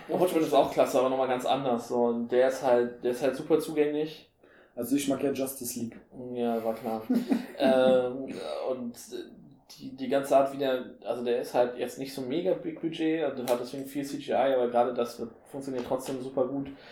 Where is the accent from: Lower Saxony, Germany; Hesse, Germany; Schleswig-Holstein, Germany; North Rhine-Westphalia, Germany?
Schleswig-Holstein, Germany; Henstedt-Ulzburg; bei uns in Ulzburg